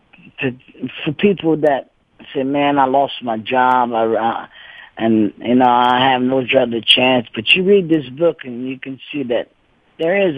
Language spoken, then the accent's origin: English; Cajun, Louisiana, United States; I am a Cajun. I speak Cajun French, and my grandpa couldn't speak no English